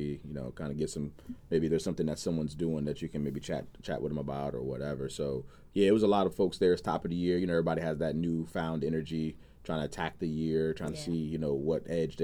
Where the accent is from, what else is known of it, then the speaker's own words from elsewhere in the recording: North Carolina, United States; moved away; I'm originally from North Carolina